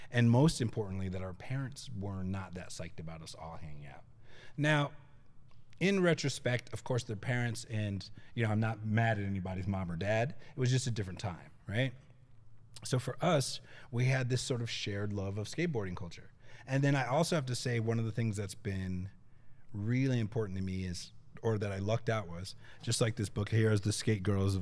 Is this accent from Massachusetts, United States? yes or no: yes; Boston, Massachusetts, United States; I'm originally from Massachusetts, and the skate scene that I grew up is in Boston